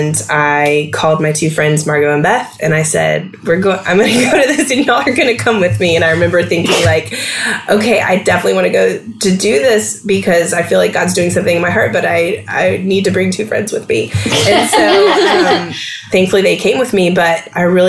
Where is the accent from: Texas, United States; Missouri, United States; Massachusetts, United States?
Texas, United States; moved away as an adult; also born or lived in Washington, D.C.; now in Atlanta, United States; I'm from Texas, born and bred there.